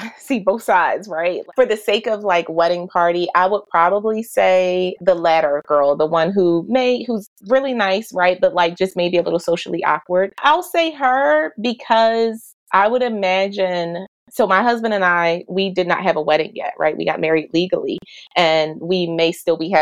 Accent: Philadelphia, Pennsylvania, United States; moved away as an adult; now in Delaware, United States; I was born and raised in Philadelphia. I will be a Philly girl all day long.

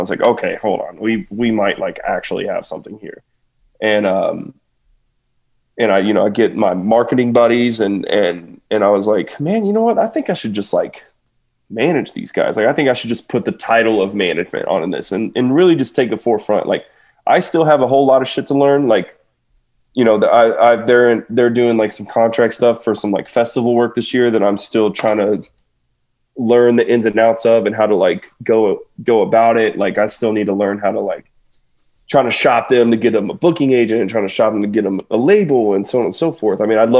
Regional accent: Kentucky, United States; This is back when I lived in Kentucky. And because I'm from there. I'm from Kentucky.

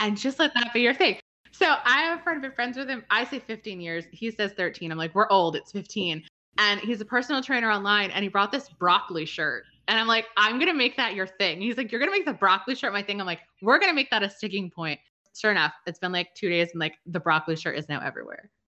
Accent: New England, United States; I'm from New England

